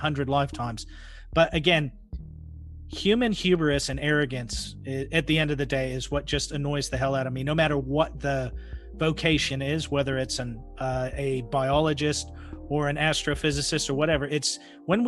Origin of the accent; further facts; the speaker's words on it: Pacific Northwest, United States; I grew up in the Pacific Northwest